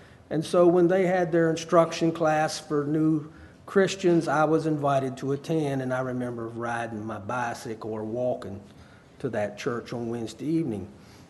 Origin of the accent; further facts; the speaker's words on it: Harrisonburg, Virginia, United States; born there; also born or lived in South Carolina; I was born in Harrisonburg, Virginia. In 1973, my parents were asked to move to the lower part of South Carolina to help start a church.